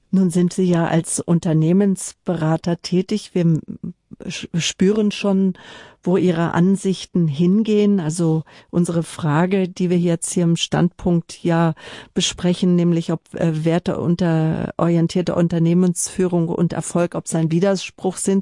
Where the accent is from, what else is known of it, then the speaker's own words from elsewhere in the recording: Northern Germany, Germany; als Norddeutscher